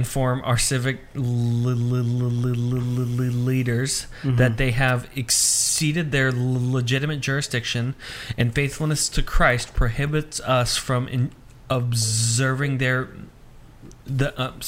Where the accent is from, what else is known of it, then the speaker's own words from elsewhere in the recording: United States; as an American